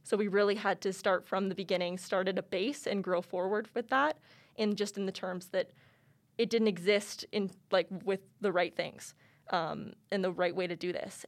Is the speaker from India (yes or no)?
no; Lethbridge, Alberta, Canada; moved away as an adult; now in Calgary, Canada; I was originally born and raised in Lethbridge, Alberta